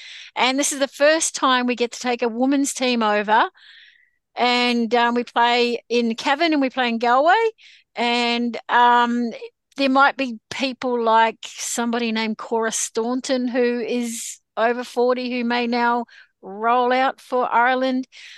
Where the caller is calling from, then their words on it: New South Wales, Australia; I am joining you from Gringai country.